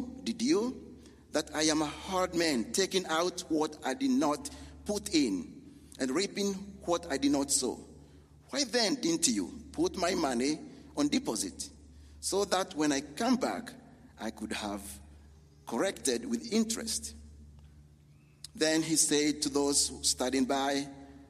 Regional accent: Kenya; moved away; we are from Kenya, me and my wife

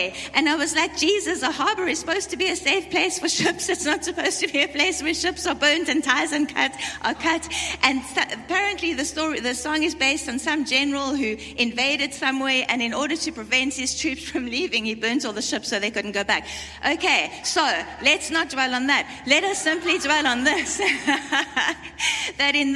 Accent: South Africa; I come from South Africa

